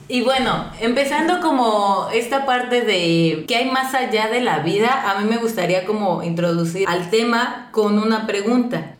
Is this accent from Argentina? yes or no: no; Mexico; nosotros como mexicanos